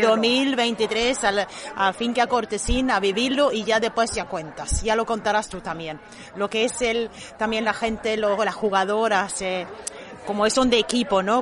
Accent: Sweden; Spanish is a second language; also born or lived in Arroyo de la Miel, Benalmádena; now in Benalmádena, Spain; de origen soy de Suecia, no volví a, llegué aquí a la Costa del Sol en el 89

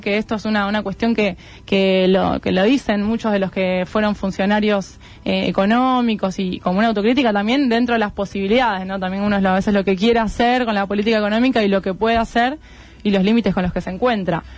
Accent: Argentina; como argentinos

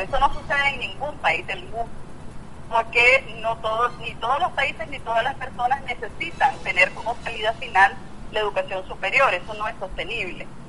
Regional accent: Nicaragua; como ciudadana nicaragüense

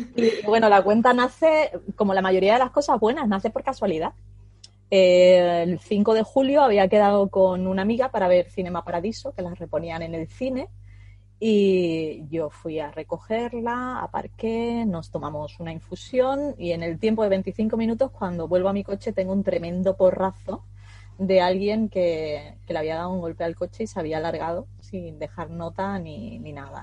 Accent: Huelva, Andalusia, Spain; aquí en la costa de Huelva, porque yo soy de Huelva

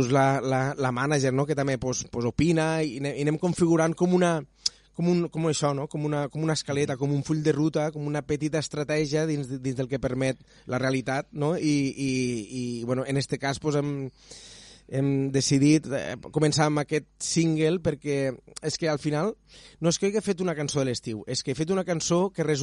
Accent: Catalonia, Spain; Sempre m'he omplit la boca de dir que sóc de les Terres de l'Ebre

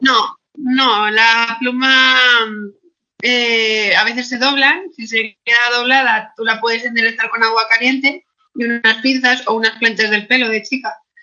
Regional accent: Asturias, Spain; Yo en Asturias

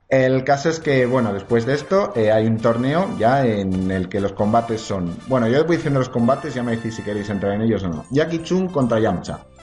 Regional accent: Spain; Aquí en España

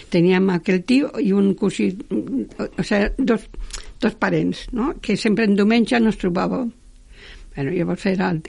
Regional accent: Catalonia, Spain; also born or lived in Aragon; jo sempre dic vaig néixer en Aragó, però clar, els tres mesos estava en Catalunya, vull dir, realment sóc aragonesa molt poca estona

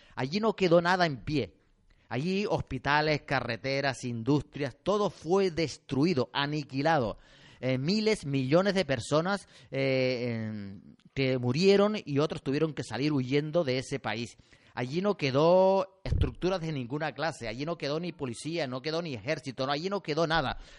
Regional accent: Canary Islands, Spain; somos canarios y tenemos que hablar así

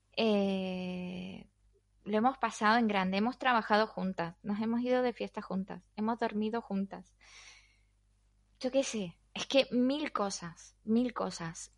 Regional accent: Argentina; moved away as an adult; now in Spain; soy argentina y llevo 19 años en España y media vida

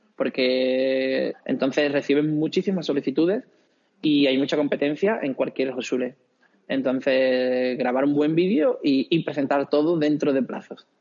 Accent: Villablanca, Andalusia, Spain; moved away as an adult; now in Karlsruhe, Germany; yo soy de un pueblo pequeñín de Huelva, Villa Blanca, entonces hay muy buena escuela de música

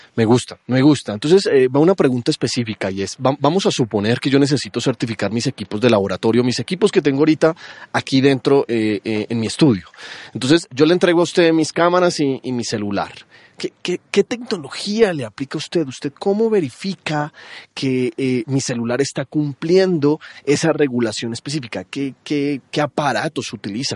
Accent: Colombia; siendo colombiano

